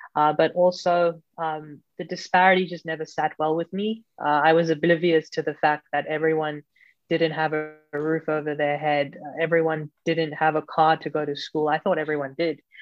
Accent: Johannesburg, Gauteng, South Africa; I grew up in South Africa, um, in Johannesburg.

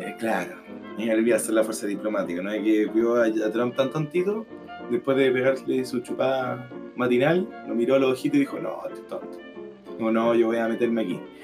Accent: Chile; Aquí somos los chilenos promedio

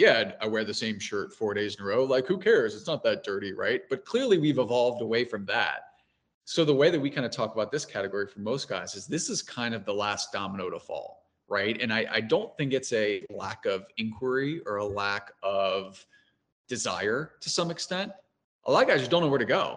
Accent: Cincinnati, Ohio, United States; now in New York, United States; being from Cincinnati

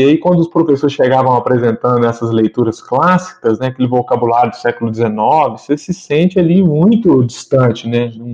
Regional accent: Muriaé, Minas Gerais, Brazil; now in Belo Horizonte, Brazil; Sou de uma cidade da zona da Mata Mineira, Muriaé, mas já há uns bons anos aí resido em Belo Horizonte

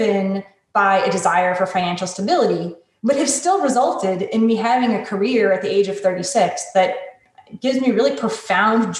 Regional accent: Connecticut, United States; I grew up in a wealthy suburb of Connecticut with great public schools and white picket fences and all that.

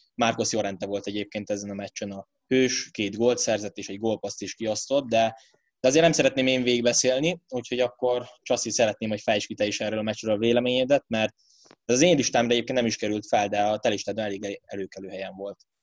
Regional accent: Hungary

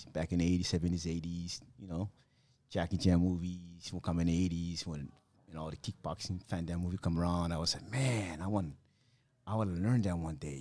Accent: Chuuk, Micronesia; moved away; When I was a kid on that small island, it was called Fairview Islands at that time

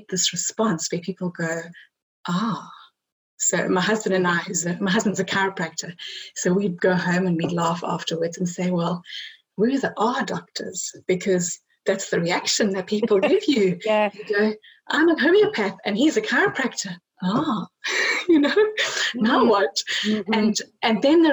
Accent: South Africa; I grew up in South Africa

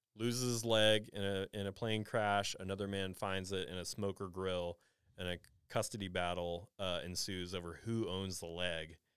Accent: Nashville, Tennessee, United States; I grew up in Nashville

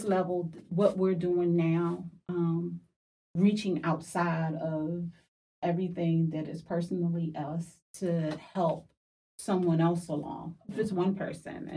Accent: Philadelphia, Pennsylvania, United States; I'm from Philly.

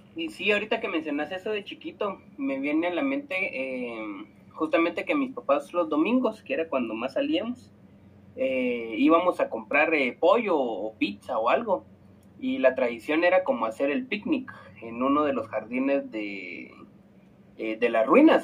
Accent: Antigua Guatemala, Sacatepéquez, Guatemala; yo soy de la Antigua

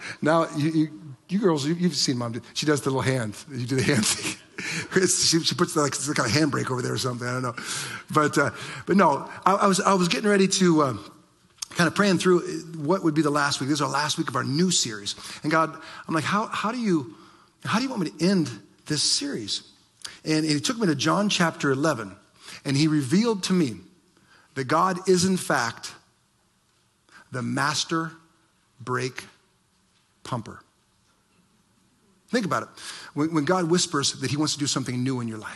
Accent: Ohio, United States; moved away; I remember growing up in Ohio and my dad teaching me to drive

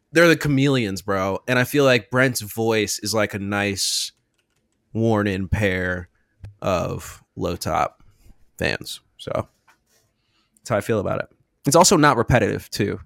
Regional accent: Richmond, Virginia, United States; I'm from Richmond, Virginia

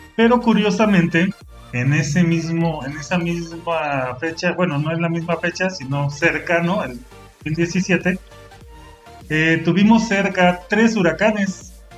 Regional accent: Mexico; also born or lived in Pachuca, Hidalgo; nosotros somos de México, pero acá en Pachuca Hidalgo nosotros platicamos

